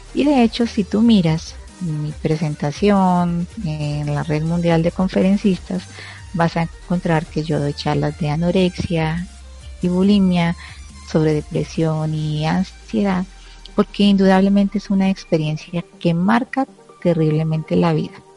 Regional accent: Colombia; aquí en mi país se usa mucho

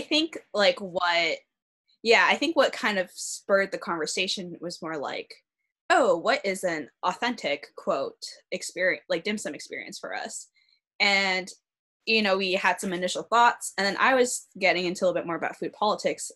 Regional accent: Arcadia, California, United States; I grew up in a neighborhood that had a lot of Asian roots, so I'm from Arcadia.

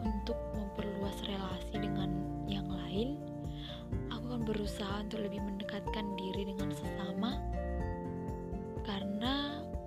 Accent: Srikalang, North Sumatra, Indonesia; Aku berasal dari Srikalang, Provinsi Sumatera Utara

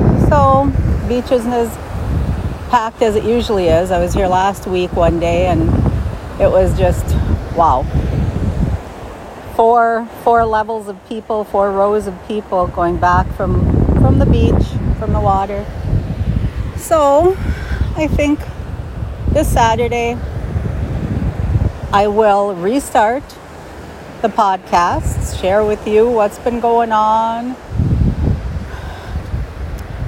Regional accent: Upper Peninsula of Michigan, United States; I said, UP

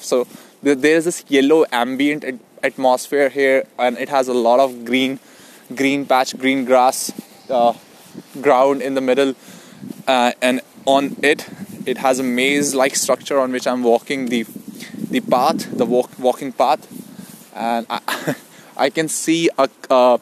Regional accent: Delhi, India; moved away as an adult; now in Sydney, Australia; I moved to Sydney in February 2019. I'm from India, Delhi.

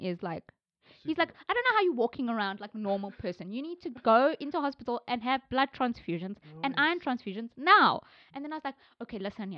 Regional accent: South Africa; I'm South Indian. I don't know from where I am in India. I'm very South African

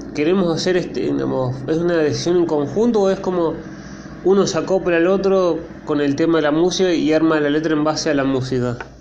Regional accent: Argentina; como argentino

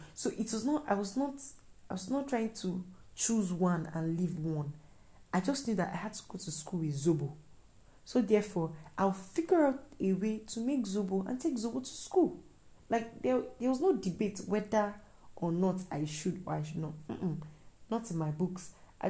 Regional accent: Nigeria; So being a Nigerian student is almost like stress and everything.

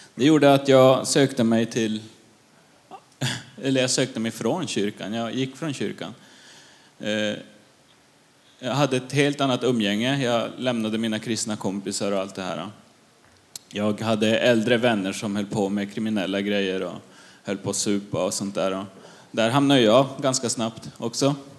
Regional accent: Luleå, Norrbotten County, Sweden; now in Gamleby, Sweden; Jag är uppvuxen i Luleå

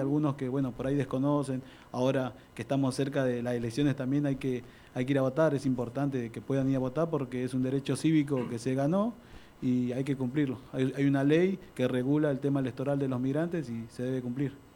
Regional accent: Buenos Aires Province, Argentina; also born or lived in Mendoza / Lomas de Zamora; yo nací en Mendoza, eh, y bueno, me crié acá en Buenos Aires

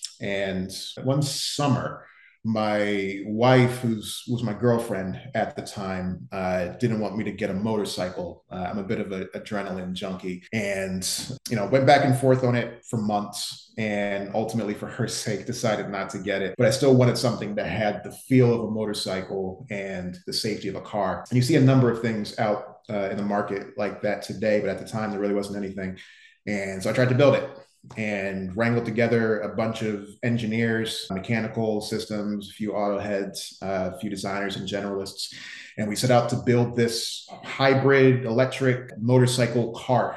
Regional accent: New Jersey, United States; moved away as an adult; also born or lived in Philadelphia, Pennsylvania / New Brunswick, New Jersey / New York; now in Miami, United States; So I'm from the Northeast originally, born in Philly, grew up in South Jersey.

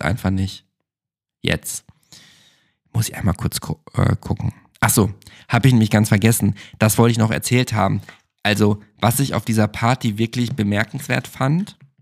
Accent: Germany; now in Berlin, Germany; bei uns in Deutschland

